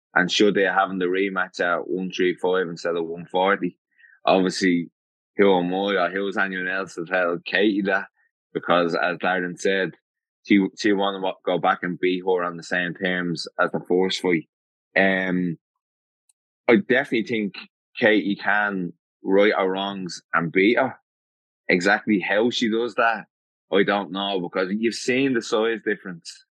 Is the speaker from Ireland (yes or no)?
yes; Dublin, Leinster, Ireland; I come from Dublin